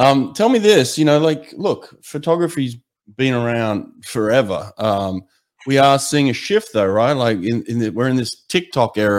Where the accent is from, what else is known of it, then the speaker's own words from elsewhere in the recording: Australia; now in United States; As an Australian